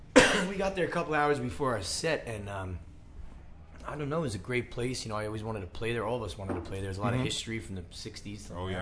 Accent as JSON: {"language": "English", "region": "New York", "country": "United States", "said": "we're from New York, so it's fast and crazy and, you know, aggressive."}